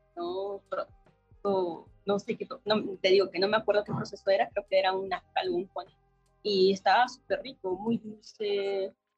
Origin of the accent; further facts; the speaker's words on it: Oaxaca, Mexico; moved away as an adult; now in Mexico City, Mexico; yo nací en una familia de productores. Mis mm. papás son productores de café en Oaxaca, soy de Oaxaca